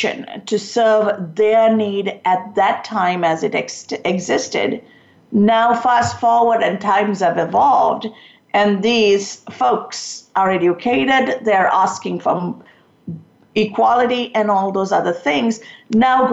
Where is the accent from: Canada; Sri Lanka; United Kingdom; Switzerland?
Sri Lanka; moved away; I'm from Sri Lanka